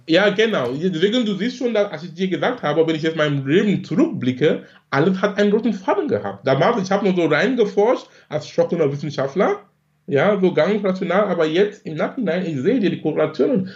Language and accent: German; Cameroon; born or raised there; moved away as an adult; now in Germany